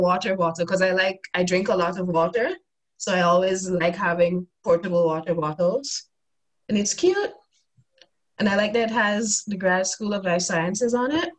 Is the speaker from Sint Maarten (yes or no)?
yes; Sint Maarten; moved away as an adult; also born or lived in Toronto, Canada; now in Utrecht, Netherlands; so originally i'm from a tiny dutch antillean island by the name of st martin